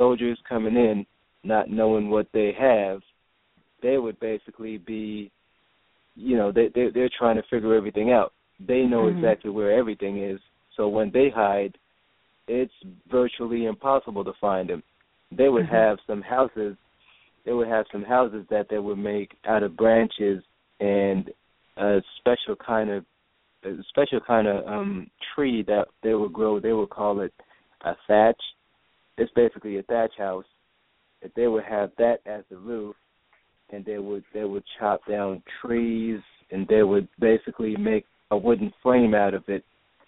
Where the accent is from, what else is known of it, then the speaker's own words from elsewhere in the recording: Jamaica; moved away; Yeah, that's where I was born and raised. I was actually born and raised in Jamaica. I'm 100% Jamaican.